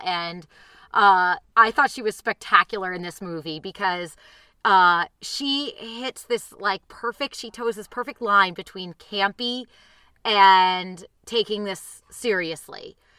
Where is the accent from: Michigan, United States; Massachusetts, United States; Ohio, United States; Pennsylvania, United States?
Massachusetts, United States; outside Boston; I didn't grow up in Connecticut. I grew up outside Boston